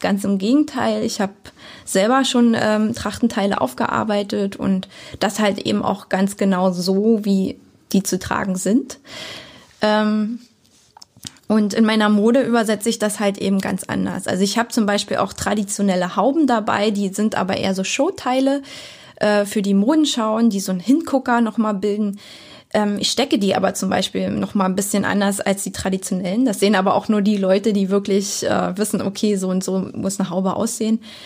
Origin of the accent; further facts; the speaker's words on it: Lübbenau, Brandenburg, Germany; also born or lived in Berlin / Cottbus; Bin ja hier geboren, aufgewachsen. Also ich bin in Lübben geboren, um's genau zu sagen, und in, äh, Lübbenau zur Schule